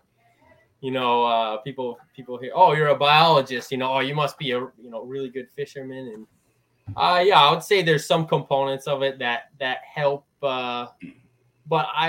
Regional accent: Eastern Connecticut, United States; I'm from Eastern Connecticut.

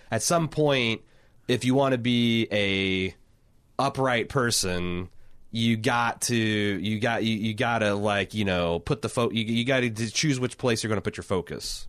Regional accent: United States; I'm an American

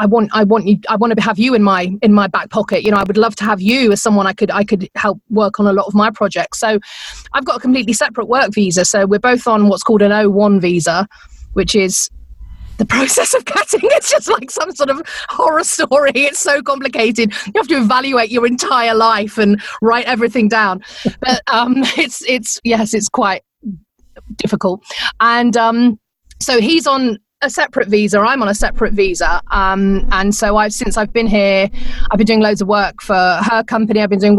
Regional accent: England, United Kingdom; accent: English; now in Phoenix, United States; I still get a kick over the fact that people laugh at my accent all the time.

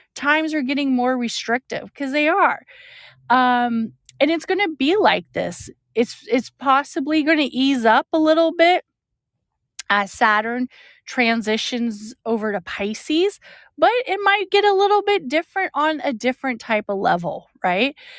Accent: California, United States; I'm from California

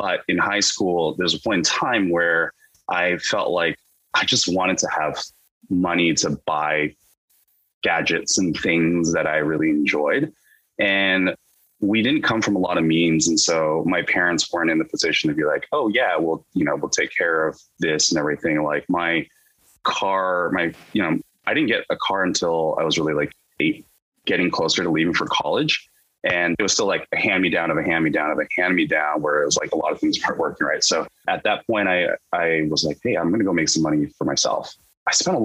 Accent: Davis, California, United States; moved away as an adult; also born or lived in Irvine, California; now in Seattle, United States; I grew up, as you mentioned in the intro, in a city called Davis, California

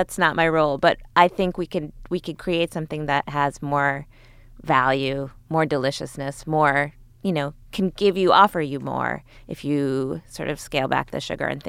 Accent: suburban Connecticut, United States; growing up in Connecticut

